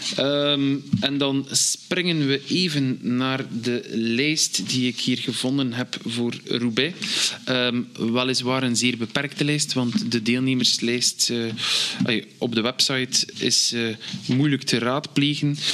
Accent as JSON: {"language": "Dutch", "country": "Belgium", "said": "wij Belgen"}